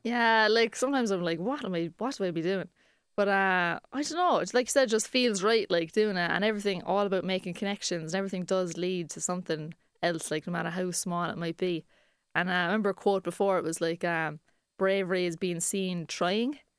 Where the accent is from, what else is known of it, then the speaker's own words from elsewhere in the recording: Cork, Munster, Ireland; we're three comedians from Cork